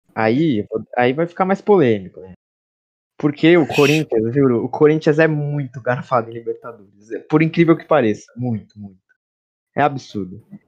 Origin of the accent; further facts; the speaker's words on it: Brazil; eu, como brasileira